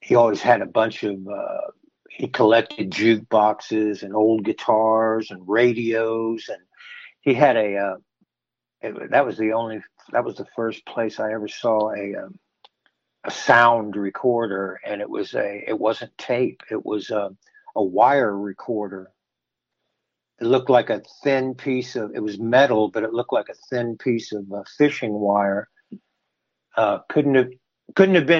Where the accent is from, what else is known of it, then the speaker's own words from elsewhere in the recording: Winter Park, Florida, United States; I grew up in Winter Park and on Chestnut Avenue and red brick streets and real quiet.